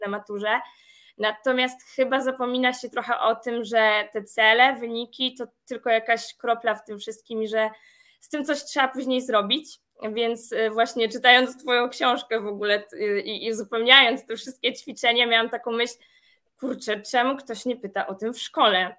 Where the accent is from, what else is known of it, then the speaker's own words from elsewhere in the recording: Przasnysz, Masovian Voivodeship, Poland; moved away as an adult; now in Warsaw, Poland; Pochodzę z niewielkiej miejscowości Przasnysz, natomiast już prawie od 9 lat mieszkam na stałe w Warszawie